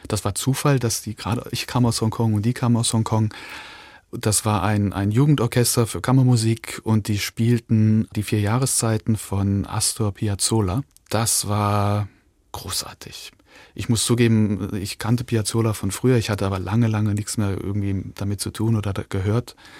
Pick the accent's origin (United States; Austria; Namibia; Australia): Austria; Linz, Upper Austria; also born or lived in Hong Kong; now in Weimar, Germany; geboren in Linz in Österreich